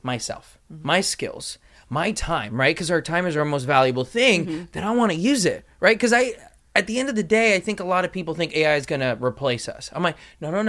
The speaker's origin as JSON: {"language": "English", "town": "Los Angeles", "region": "California", "country": "United States", "tie": "born or raised there", "said": "born and raised in Los Angeles, went to USC"}